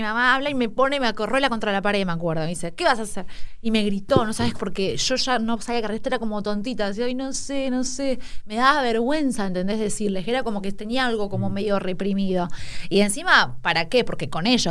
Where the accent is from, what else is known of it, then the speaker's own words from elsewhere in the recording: Escobar, Buenos Aires Province, Argentina; also born or lived in San Telmo, Buenos Aires; Yo nací en San Telmo, en realidad, pero cuando era muy baby, ponele que, no sé, a los mm, dos años, o sea, bebé, era bebé ya me fui me mudé a Escobar a, un country con mi familia.